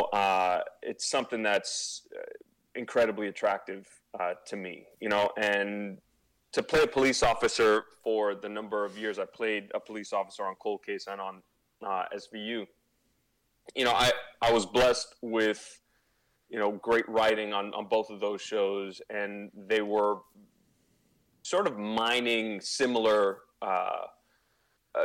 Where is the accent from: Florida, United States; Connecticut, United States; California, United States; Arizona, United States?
Florida, United States; Miami; being born and raised in Miami to, you know, Cuban parents